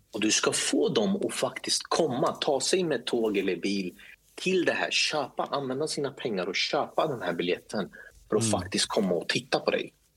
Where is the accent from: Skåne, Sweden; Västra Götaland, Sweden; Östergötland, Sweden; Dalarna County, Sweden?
Östergötland, Sweden; Linköping; also born or lived in Stockholm; jag är uppvuxen i Linköping